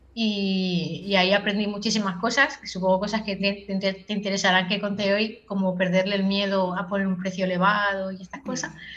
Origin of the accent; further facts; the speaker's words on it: Cambrils, Catalonia, Spain; yo soy de Tarragona, en concreto soy de cambris que es un pueblo que está un poco más retirado de Tarragona